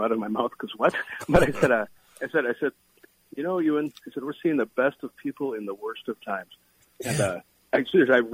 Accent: Columbia Heights, Minnesota, United States; born and raised

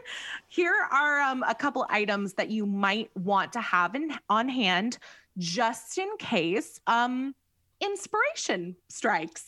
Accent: California, United States; we're from California

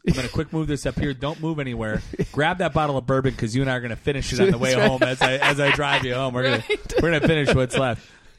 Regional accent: Wisconsin, United States; I understand growing up in Wisconsin, I understand how this happens.

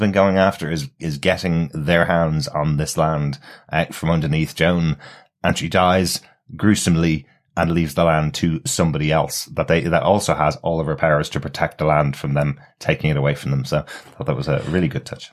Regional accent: Ireland; I'm Irish

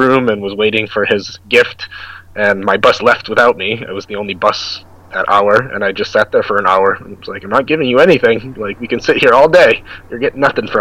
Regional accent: United States; moved away as an adult; now in South Korea; I'm American

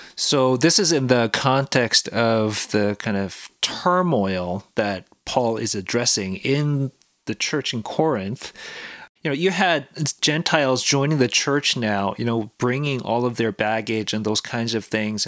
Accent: South Korea; now in Canada; I come from Korea, South Korea

